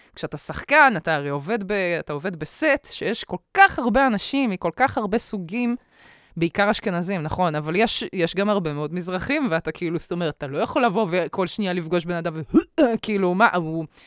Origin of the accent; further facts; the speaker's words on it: Bat Yam, Tel Aviv District, Israel; לא גדלתי בבת ים